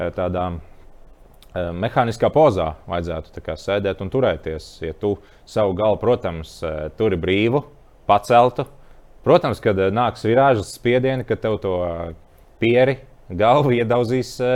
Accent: Bauska, Latvia; moved away; also born or lived in Murjāņi; esmu no Bauskas nācis

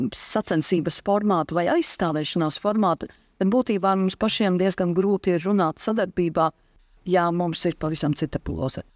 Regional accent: Daugavpils, Latgale, Latvia; esmu no Daugopils

